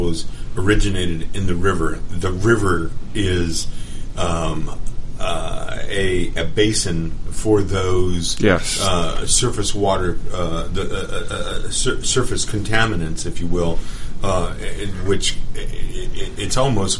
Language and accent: English; West Coast, United States; now in Atlanta, United States; growing up in the West Coast, where water wasn't nearly as abundant